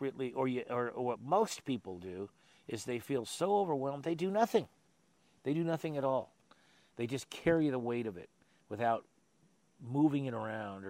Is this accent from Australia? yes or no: no; Sunnyvale, California, United States; I grew up in Sunnyvale, which is now the Silicon Valley